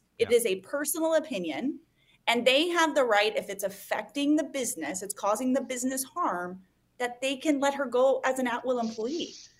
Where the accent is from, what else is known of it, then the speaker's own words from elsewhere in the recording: Missouri, United States; also born or lived in Kansas; I'm from Missouri and Kansas, essentially.